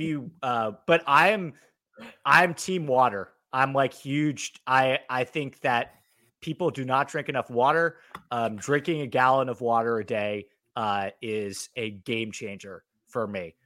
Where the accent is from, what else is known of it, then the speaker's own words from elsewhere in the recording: New York, United States; now in Los Angeles, United States; I'm from New York. I spend a fair amount of time in New York, but I'm mainly based in Los Angeles